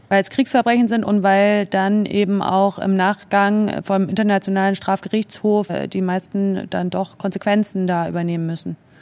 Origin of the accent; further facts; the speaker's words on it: Germany; moved away as an adult; also born or lived in Spain / Italy; warum ich als Deutsche im italienischen Auswärtigen Amt gearbeitet habe